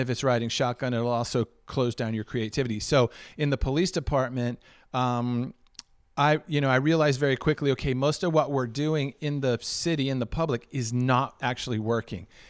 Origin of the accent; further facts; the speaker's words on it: Washington, District of Columbia, United States; I was born and raised in Washington, D C